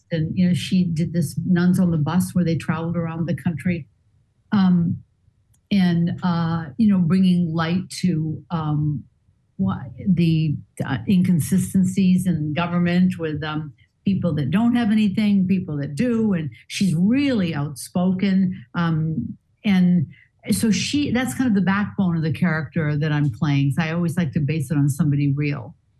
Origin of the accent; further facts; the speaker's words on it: Portland, Maine, United States; moved away; I'm from Portland, Maine. I went to Deering High School